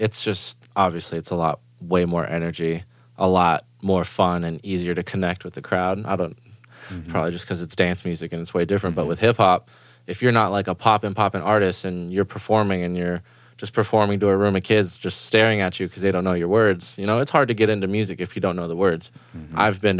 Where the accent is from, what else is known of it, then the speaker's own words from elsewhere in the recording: Germany; English is a second language; And growing up in Germany, dance music is like the number one thing there.